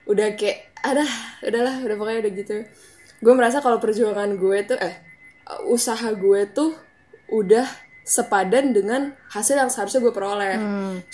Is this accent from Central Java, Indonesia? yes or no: no; Jakarta, Indonesia; born there; Gue lahir di Jakarta 18 Juli tahun 2000